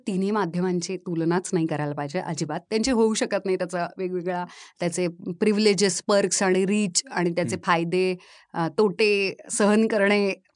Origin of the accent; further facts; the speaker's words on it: Baramati, Maharashtra, India; moved away; also born or lived in Phaltan; मी मूळची बारामतीची आहे माझा जन्म फलटणचा